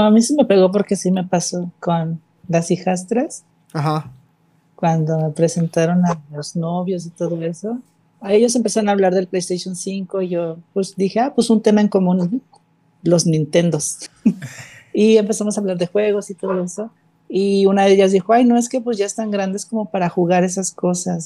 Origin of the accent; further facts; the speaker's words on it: Mexico City, Mexico; also born or lived in Tepic, Nayarit / Monterrey; now in Cuautla, Mexico; Yo nací en la Ciudad de México, bueno, en Tepic Nayarit, pero viví la mayor parte de mi vida en Ciudad de México.